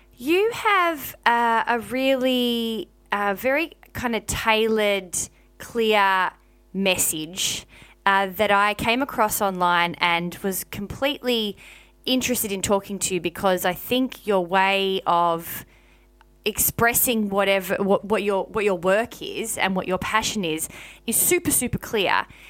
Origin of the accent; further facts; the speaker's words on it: Melbourne, Victoria, Australia; moved away; my upbringing and my life growing up in Melbourne, Victoria